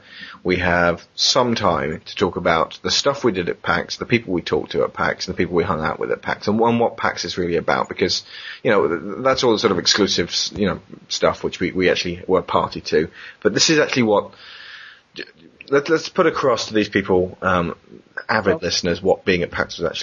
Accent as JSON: {"language": "English", "region": "England", "country": "United Kingdom", "said": "Hello, I'm from England."}